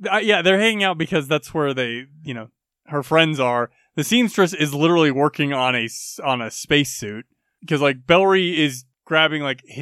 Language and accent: English; United States